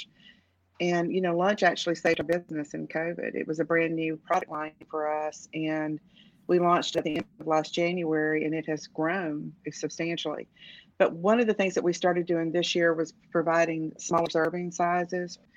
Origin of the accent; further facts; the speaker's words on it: Macon, Georgia, United States; moved away; also born or lived in Knoxville, Tennessee / Twin Cities, Minnesota; I'm a Georgia girl. I was born and raised in Georgia